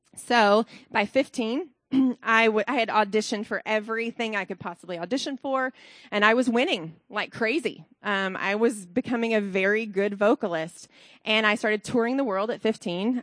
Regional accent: Alabama, United States; now in Columbus, United States; I'm from Alabama originally

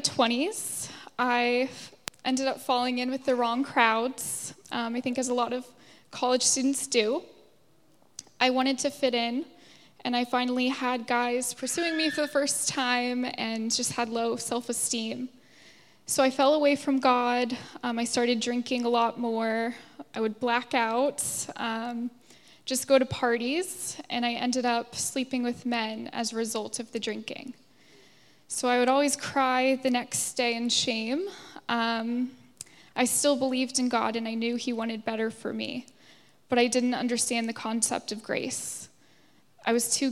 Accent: Virginia, United States; now in Dublin, Ireland; I'm from the States. I grew up in a Christian church in Virginia

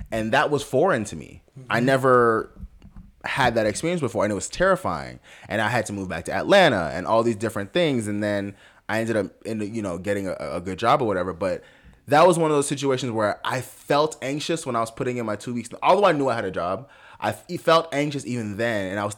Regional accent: Jamaica; Being Jamaican, and I'll be very honest, sometimes I utilize it in like a, I'm not one of these African Americans.

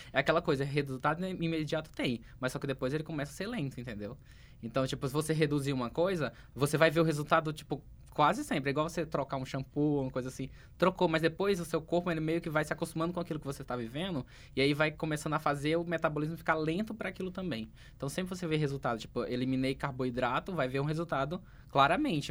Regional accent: Acre, Brazil; moved away; que eu sou do Acre, né? Uma pessoa perdida do Acre

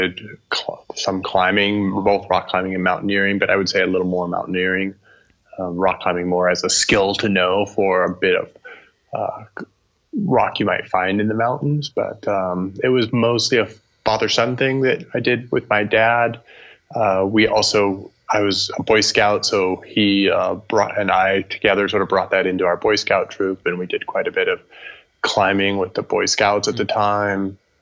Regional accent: Oregon, United States; when I grew up in Oregon

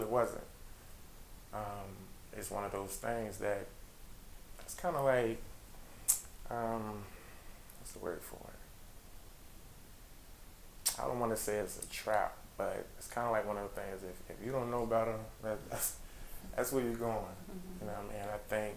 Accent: Petersburg, Virginia, United States; I'm originally from Petersburg, Virginia. So growing up there

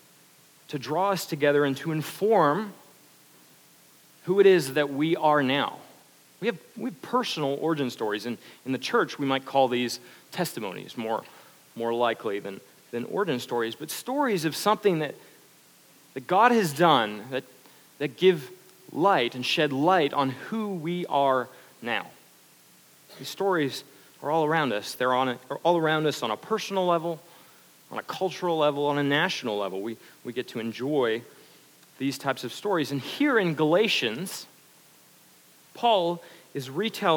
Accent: Canada; now in United States; I'm Canadian

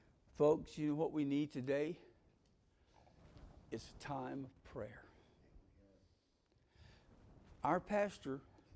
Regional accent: Greensboro, North Carolina, United States; I was from Greensboro. The difference was I had graduated from Grimsley High School.

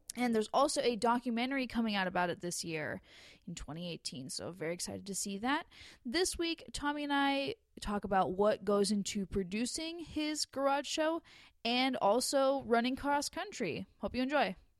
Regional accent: Los Angeles area, California, United States; I'm from L

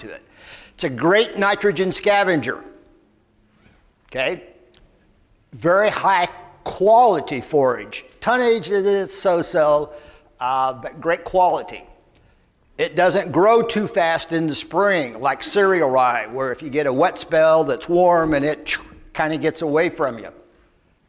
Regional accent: Lafayette, Indiana, United States; I'm from Lafayette, Indiana

